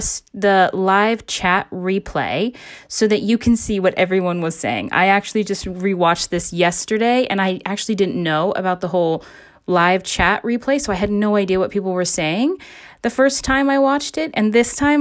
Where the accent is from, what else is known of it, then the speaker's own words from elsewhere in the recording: Alaska, United States; my home state of Alaska